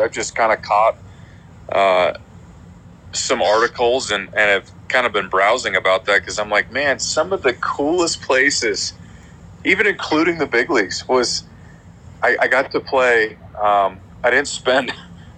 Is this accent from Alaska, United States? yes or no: yes; Alaska, United States; I'm from Alaska. I come from a small town.